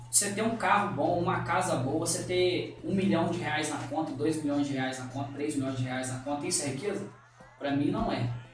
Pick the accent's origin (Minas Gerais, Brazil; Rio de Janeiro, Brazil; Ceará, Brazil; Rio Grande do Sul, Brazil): Minas Gerais, Brazil; also born or lived in São Paulo; sou de Minas